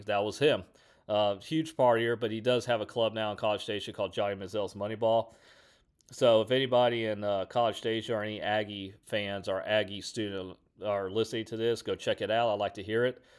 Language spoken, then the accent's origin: English; Houston, Texas, United States; I'm from Houston